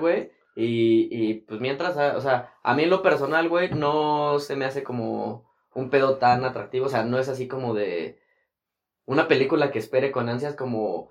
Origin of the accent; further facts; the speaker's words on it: Toluca, State of Mexico, Mexico; aquí en, en, mi pueblo, güey, aquí en Toluca